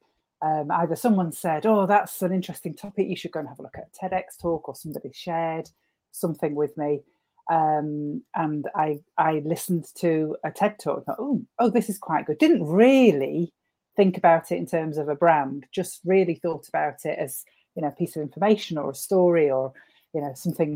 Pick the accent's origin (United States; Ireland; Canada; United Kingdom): United Kingdom; Northwich, North West England; my hometown, Northwich